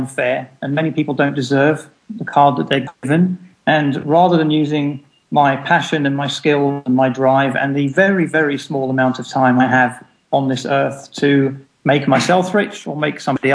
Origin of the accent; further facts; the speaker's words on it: Jersey; moved away; also born or lived in England; I was born in Jersey, in the Channel Islands